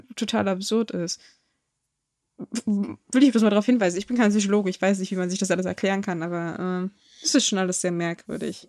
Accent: Germany

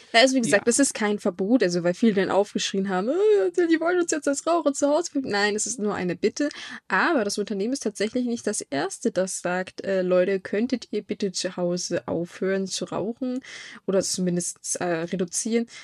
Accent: Germany; bei uns in Deutschland

